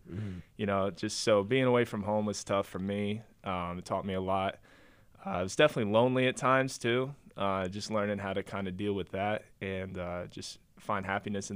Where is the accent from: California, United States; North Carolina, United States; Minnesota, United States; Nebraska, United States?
North Carolina, United States; I'm from North Carolina. I don't live in New York